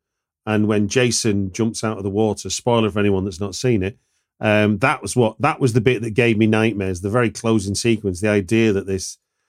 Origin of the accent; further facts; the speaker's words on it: Hackney, London, United Kingdom; I'm going to see it when it hits my hometown of Hackney Picture House.